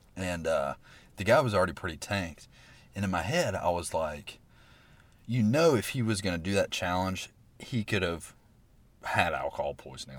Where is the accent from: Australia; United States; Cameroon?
United States; Alabaster, Alabama; me growing up in Alabaster, Alabama